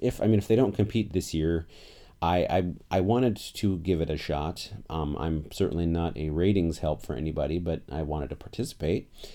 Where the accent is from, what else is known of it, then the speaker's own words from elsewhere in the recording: Portland, Oregon, United States; I'm from Portland, Oregon